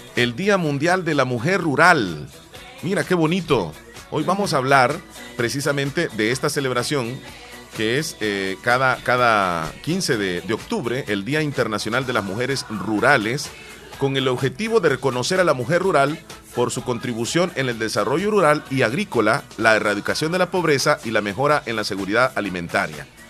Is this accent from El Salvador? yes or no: yes; eastern El Salvador, El Salvador; ¿Y de dónde soy? O sea, soy de acá